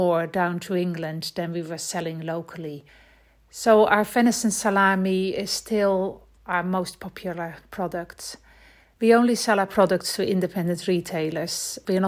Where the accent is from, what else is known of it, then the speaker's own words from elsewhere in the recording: Netherlands; moved away as an adult; now in Scotland, United Kingdom; We moved from the Netherlands in 2000 when we came to Scotland.